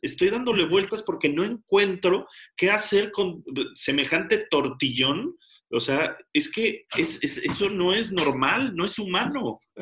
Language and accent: Spanish; Mexico; now in England; soy mexicano